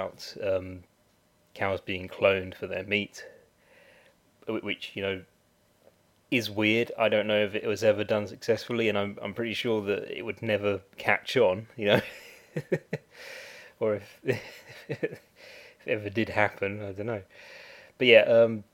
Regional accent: United Kingdom; I'm a Brit

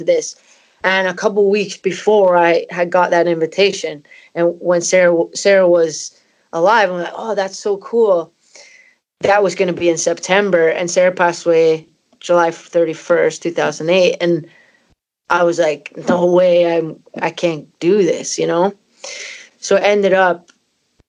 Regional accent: Canada; moved away; also born or lived in Scotland; my parents are Scottish and I'm from Canada

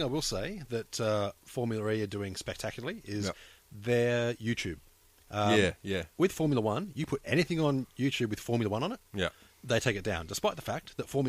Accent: Australia; I'm Australian

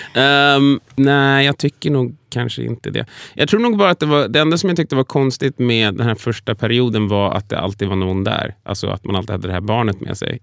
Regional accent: Sweden; född och uppvuxen i Sverige

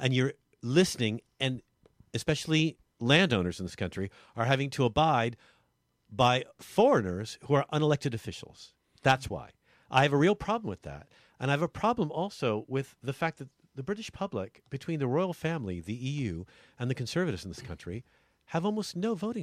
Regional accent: California, United States; moved away; also born or lived in Italy; I'm from California, I really have a strong connection to Italy because my family were from there

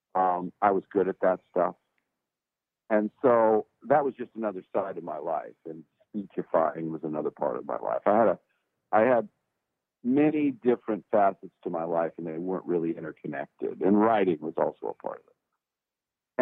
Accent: Los Angeles, California, United States; now in Nashville, United States; I was from the port of Los Angeles, a town called San Pedro, and that's where I was born and raised

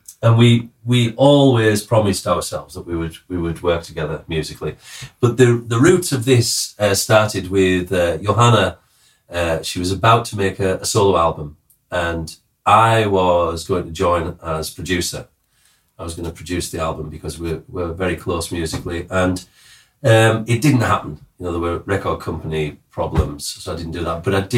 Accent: Cumbria, North West England, United Kingdom; I'm from the north of England. And what am I? From Newcastle? No, I'm from the other side, Cumbria.

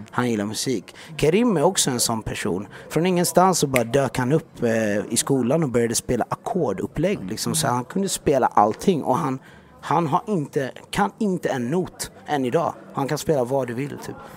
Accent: Iran; jag är också iranier. Jag är också 12 år.

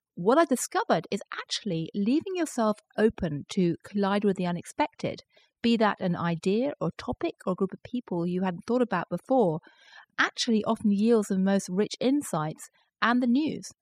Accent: London, United Kingdom; moved away as an adult; also born or lived in former Soviet Union; now in New York, United States; I grew up in London with the I R A bombing us all the time

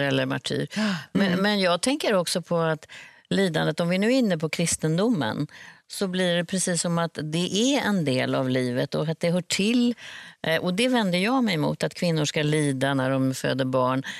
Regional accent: Sweden; som svensk

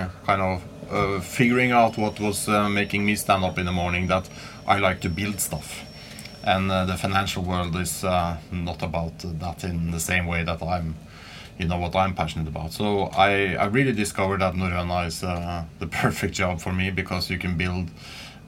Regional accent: Asker and Bærum, west of Oslo, Akershus, Norway; I grew up right outside Oslo, west of Oslo, called Asker and Bærum

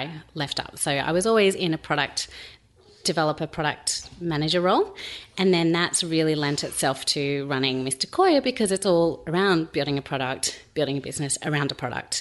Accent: Sydney, New South Wales, Australia; now in Melbourne, Australia; we're from Sydney originally

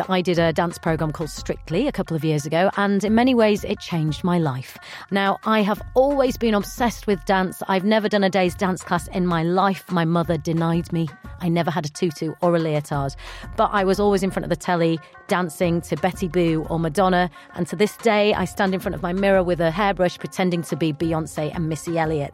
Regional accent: Bradford, Yorkshire and the Humber, United Kingdom; I am from Bradford, which is right next to Leeds, so I'm from West Yorkshire.

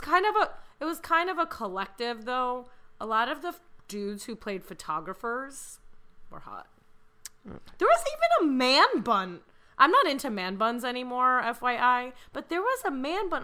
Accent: Chicago, Illinois, United States; I'm from Chicago

